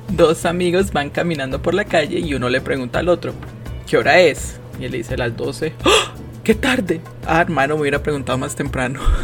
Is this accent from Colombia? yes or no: yes; Quindío, Colombia; fui criada con este ingrediente, creo que lo consumimos a diario en mi tierra